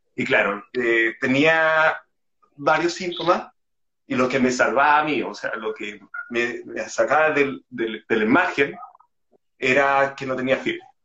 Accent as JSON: {"language": "Spanish", "country": "Chile", "said": "tengo 28 años, soy de Chile"}